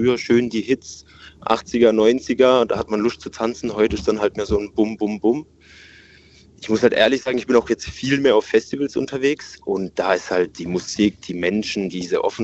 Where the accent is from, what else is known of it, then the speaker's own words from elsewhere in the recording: Pforzheim, Baden-Württemberg, Germany; Äh, Pforzheim.